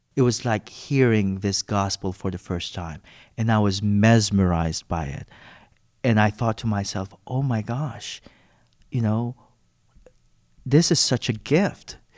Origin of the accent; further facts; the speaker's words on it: Philippines; moved away; I'm originally from the Philippines